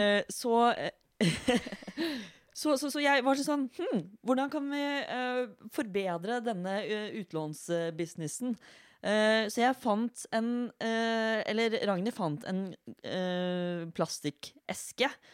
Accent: Fredrikstad, Østfold, Norway; jeg er fra Fredrikstad

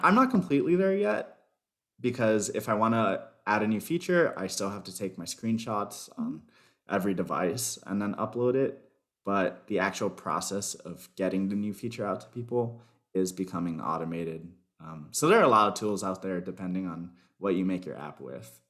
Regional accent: Miami, Florida, United States; also born or lived in Chicago; Miami, Florida.

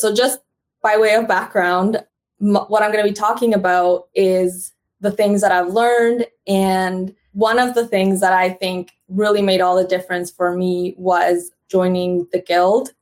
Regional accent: Canada; also born or lived in Honduras / United States; I was born in Honduras, and then I immigrated to Canada as a young girl, and now I live between Canada and United States

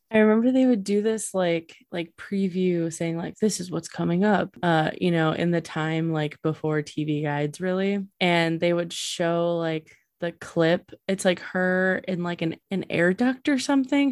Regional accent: Illinois, United States; we are from Illinois

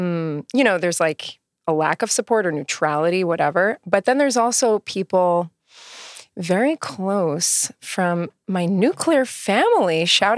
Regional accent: Queens, New York, United States; born there; I was born in Queens, New York, in a hospital called Franklin General.

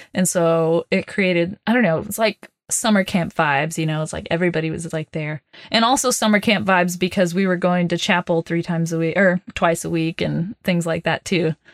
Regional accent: Oklahoma, United States; also born or lived in Texas; I grew up in Oklahoma and Texas

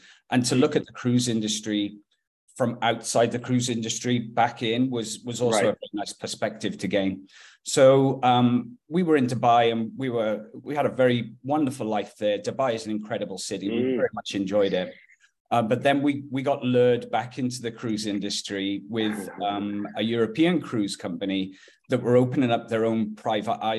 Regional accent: Wales, United Kingdom; moved away as an adult; also born or lived in Haiti; now in Kelowna, Canada; I'm from Wales.

